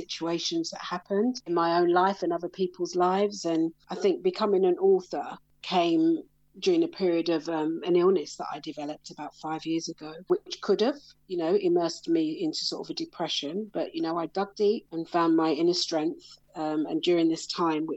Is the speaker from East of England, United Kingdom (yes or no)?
no; London, United Kingdom; also born or lived in Brixton / Croydon; I grew up in South London, so I'm a London girl